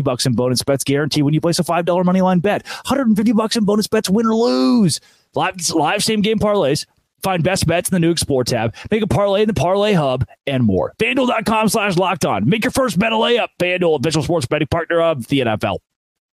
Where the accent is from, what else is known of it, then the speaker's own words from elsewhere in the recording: Arkansas, United States; growing up in Arkansas